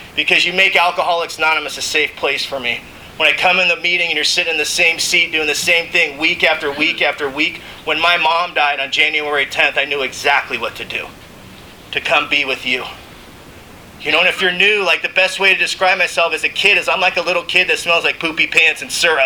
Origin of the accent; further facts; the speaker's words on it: Mission Viejo, California, United States; I grew up in Mission Viejo, California